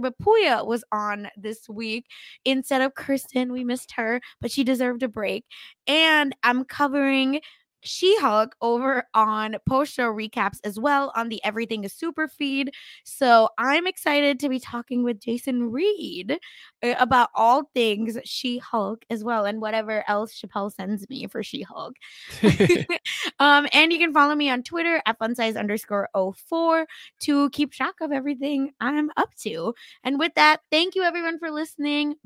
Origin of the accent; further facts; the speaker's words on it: Mumbai, Maharashtra, India; now in Palo Alto, United States; we are from Mumbai